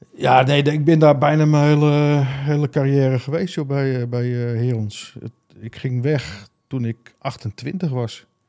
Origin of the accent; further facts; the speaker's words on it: Alkmaar, North Holland, Netherlands; Ik zeg, nou, uit Alkmaar